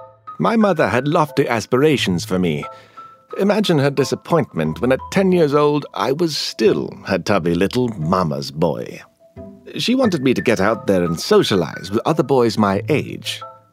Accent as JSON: {"language": "English", "town": "Alexandria", "region": "Alexandria Governorate", "country": "Egypt", "tie": "born there", "said": "I was born in 1932 in Alexandria. My family is Syrian and Lebanese. We were Catholics who settled in Egypt long ago."}